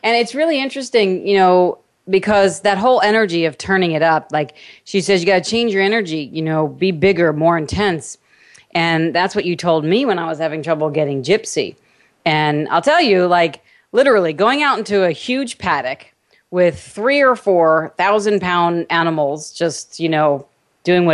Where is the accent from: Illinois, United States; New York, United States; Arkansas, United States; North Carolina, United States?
New York, United States; also born or lived in California; now in Cedar Hill, Texas, United States; I'm from New York